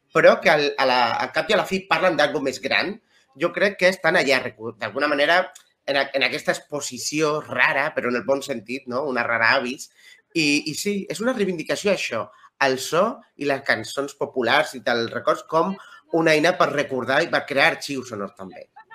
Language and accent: Catalan; Cartagena, Region of Murcia, Spain; moved away; Jo soc de Cartagena